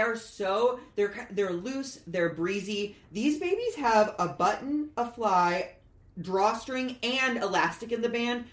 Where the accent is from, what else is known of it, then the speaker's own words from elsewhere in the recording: Midwest, United States; I grew up in the Midwest with fireflies